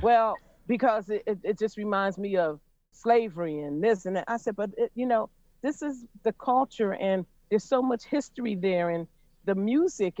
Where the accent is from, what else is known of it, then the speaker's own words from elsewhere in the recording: Pittsburgh, Pennsylvania, United States; now in Philadelphia, United States; I'm from Pittsburgh, Pennsylvania, but I've been in Philly for years and years and years